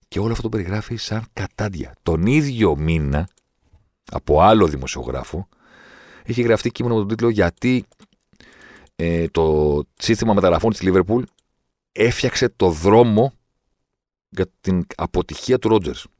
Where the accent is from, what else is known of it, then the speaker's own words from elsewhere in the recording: Greece; είμαι από την Ελλάδα